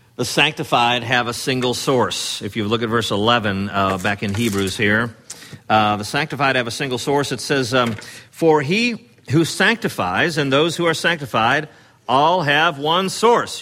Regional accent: Chicago, Illinois, United States; in sixth grade, uh, growing up in the Chicago area

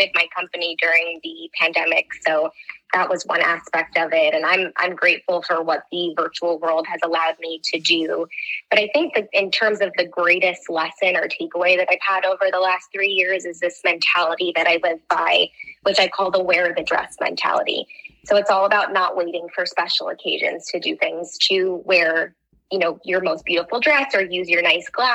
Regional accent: New Jersey, United States; now in New York City, United States; I grew up in New Jersey.

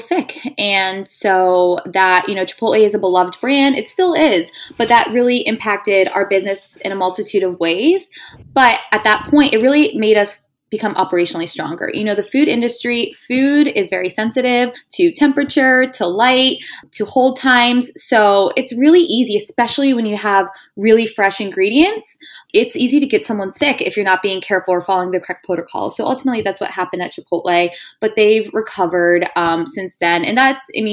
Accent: Pittsburgh, Pennsylvania, United States; moved away as an adult; now in New York City, United States; I'm born and raised in Pittsburgh

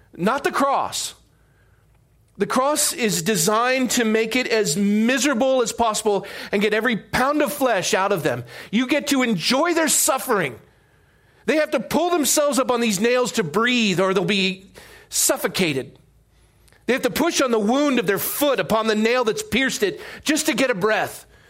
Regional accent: Coronado, California, United States; growing up in Coronado

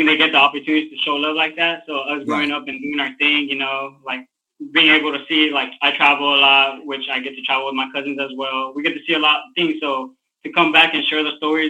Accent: Maywood, California, United States; I'm from Maywood, California. I grew up in a very, like, three brothers, you know, and all family in the building.

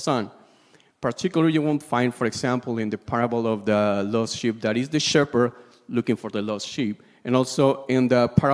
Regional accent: Peru; I'm from Peru.

